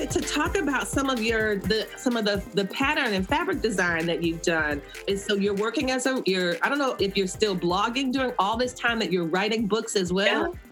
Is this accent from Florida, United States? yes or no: yes; West Palm Beach, Florida, United States; I was like a fourth generation born and raised in that community